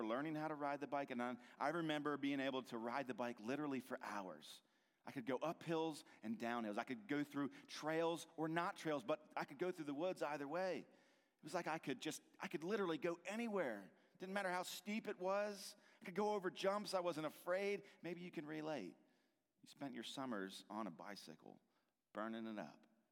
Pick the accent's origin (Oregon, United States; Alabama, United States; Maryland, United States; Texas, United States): Maryland, United States; Hagerstown; I grew up here in Hagerstown on the west side of Maryland